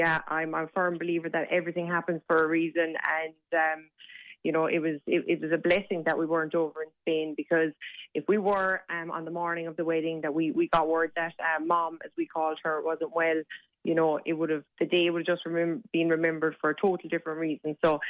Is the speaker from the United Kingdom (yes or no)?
no; Kilfinane, Munster, Ireland; So we're both from Limerick